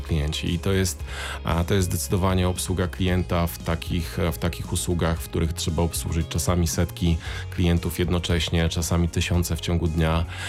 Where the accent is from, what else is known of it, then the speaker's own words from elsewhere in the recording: Siechnice, Lower Silesian Voivodeship, Poland; also born or lived in Wrocław; jestem wrocławianinem, e, uznałeś, że nie, nieprawdziwym, bo z Siechnic